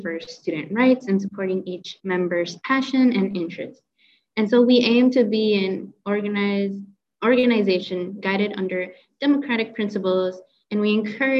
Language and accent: English; Minneapolis, Minnesota, United States; also born or lived in Ridgefield; now in Moorhead, United States; My hometown is from the Twin Cities area in Minnesota